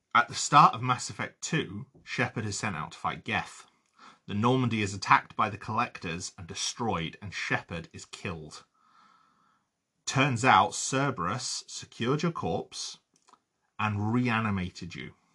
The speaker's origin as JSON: {"language": "English", "region": "London", "country": "United Kingdom", "tie": "born or raised there", "moved": "yes", "said": "I was born outside of London and grew up very, very close to London"}